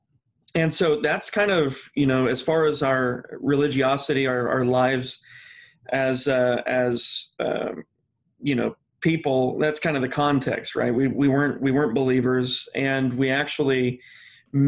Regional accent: Midwest, United States; I'm from the Midwest

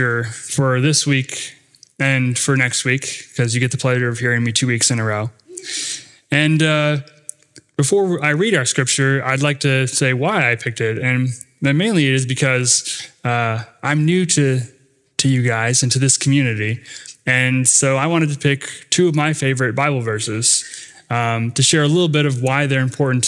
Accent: Rapid City, South Dakota, United States; where I grew up in Rapid City, South Dakota

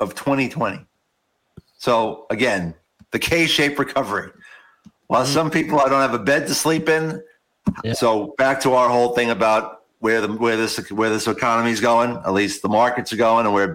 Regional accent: Long Island, New York, United States; now in Texas, United States; I come from Long Island too

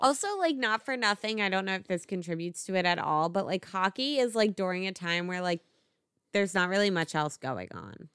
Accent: Philadelphia, Pennsylvania, United States; my family, so we're obviously from Philly, we're a, all about Philly sports teams.

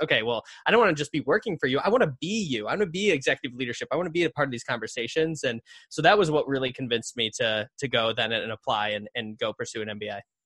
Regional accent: northern Connecticut, United States; I grew up in Connecticut, uh, kinda northern part of Connecticut

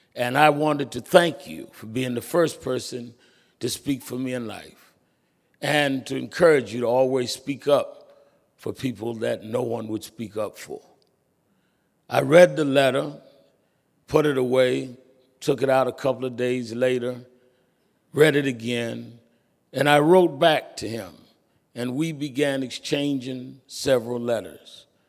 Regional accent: New York City, New York, United States; I was born and raised in Brooklyn

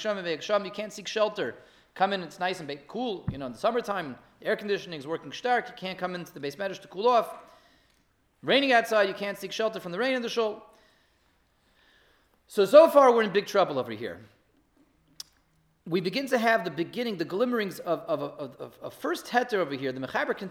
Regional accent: Denver, Colorado, United States; moved away; I grew up in Denver, I went to Masifta in Denver, Colorado

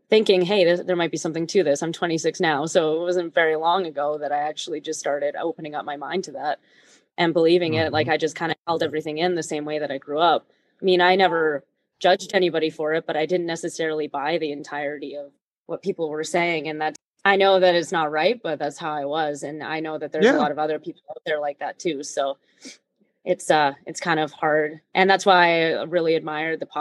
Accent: Prince George, British Columbia, Canada; moved away; also born or lived in Edmonton; I grew up in Prince George, BC.

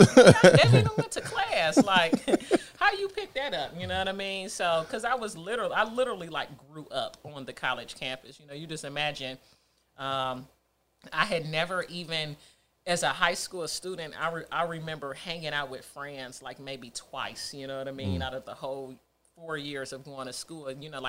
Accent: Nashville, Tennessee, United States; You know, just kind of growing up in Nashville, I always wanted to get back to Detroit, which is where the roots was, which is where the majority of our family was. We were the only ones that were in Nashville.

